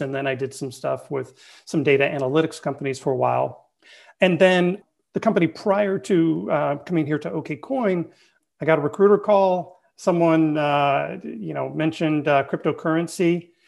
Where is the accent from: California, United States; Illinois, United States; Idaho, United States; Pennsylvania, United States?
California, United States; Bay Area; I'm born and raised in the Bay Area